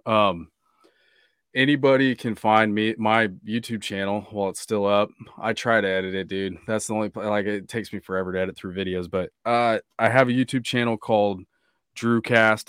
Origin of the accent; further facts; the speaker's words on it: Kansas, United States; moved away; also born or lived in Newport Beach, California; Growing up in Kansas